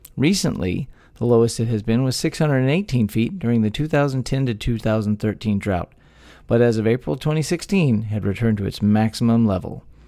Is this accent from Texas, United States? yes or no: yes; Texas, United States; born or raised there